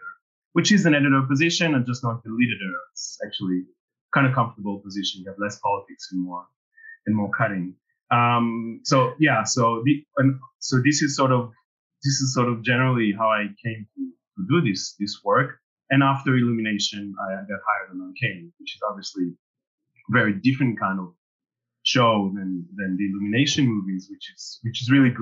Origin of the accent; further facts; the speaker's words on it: Israel; moved away as an adult; now in France; So I actually grew up in Israel. I'm originally from Israel, so kind of small country. And I came to France to study.